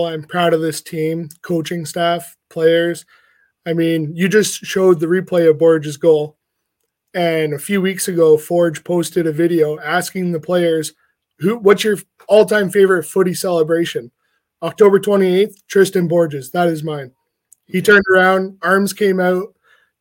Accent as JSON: {"language": "English", "town": "Hamilton", "region": "Ontario", "country": "Canada", "tie": "born or raised there", "said": "I'm born and raised in Hamilton"}